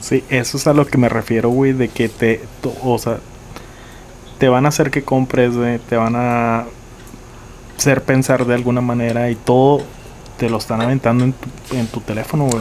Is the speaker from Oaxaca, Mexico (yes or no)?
no; Nuevo Laredo, Tamaulipas, Mexico; nací en Nuevo Laredo, aquí, en Laredo